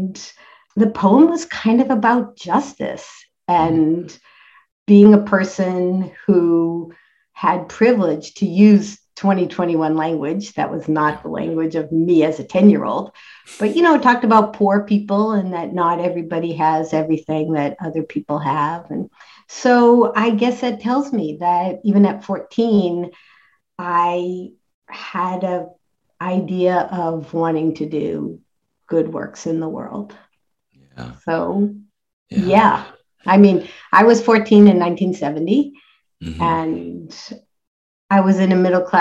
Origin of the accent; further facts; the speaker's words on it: Worcester, Massachusetts, United States; I grew up in Worcester, Massachusetts